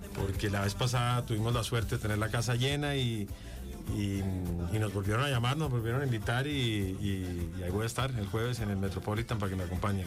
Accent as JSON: {"language": "Spanish", "region": "Bogotá", "country": "Colombia", "tie": "born or raised there", "said": "Bogotá, que es la ciudad donde yo vengo, donde nací"}